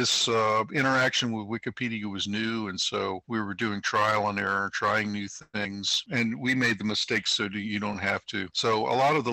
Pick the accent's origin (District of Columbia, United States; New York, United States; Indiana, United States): District of Columbia, United States; Washington; my hometown of Washington, D.C.